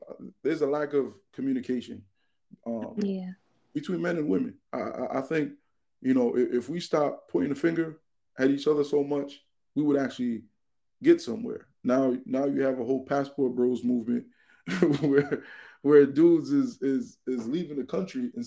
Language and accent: English; United States; we're Americans, we're American citizens